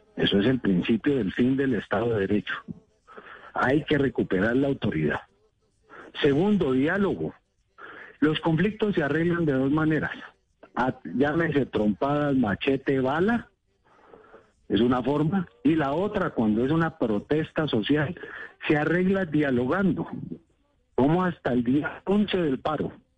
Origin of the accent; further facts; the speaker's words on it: Cauca, Colombia; Yo nací en el Cauca, he tratado con los indígenas toda la vida